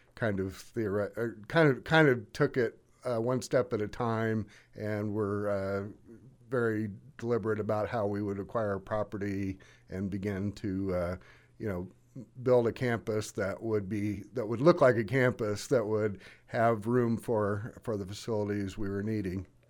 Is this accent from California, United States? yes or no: no; Monmouth, Illinois, United States; I am from Monmouth. My dad was Director of Admissions here, starting in nineteen fifty-seven, and we lived a block from the campus. So I really grew up, uh, you know, around the campus